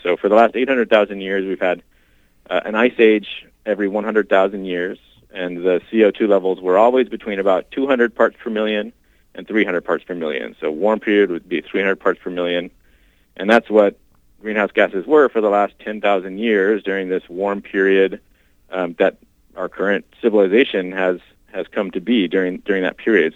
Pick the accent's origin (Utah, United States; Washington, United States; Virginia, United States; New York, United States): Washington, United States; moved away as an adult; now in Minnesota, United States; So I grew up in Washington State